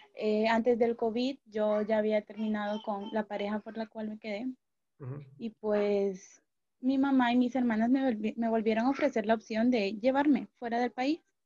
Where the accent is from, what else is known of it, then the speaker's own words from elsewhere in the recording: Honduras; me quedé en Honduras, en mi país